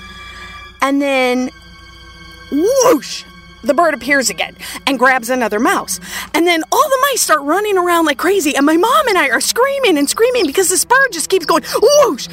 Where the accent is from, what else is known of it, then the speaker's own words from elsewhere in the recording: Minnesota, United States; I grew up in Minnesota, and in Minnesota, lots of people have cabins next to lakes